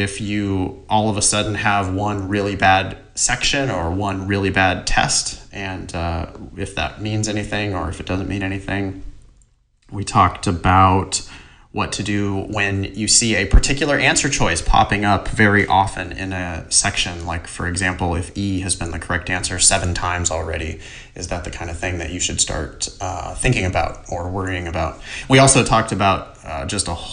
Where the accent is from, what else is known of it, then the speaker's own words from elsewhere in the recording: Ripon, California, United States; moved away; I'm at my mom and dad's house, my hometown.